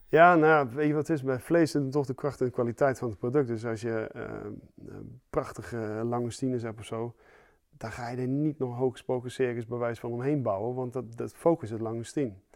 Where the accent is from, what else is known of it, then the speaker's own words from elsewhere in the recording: Zeeland, Netherlands; ik kom uit Zeeland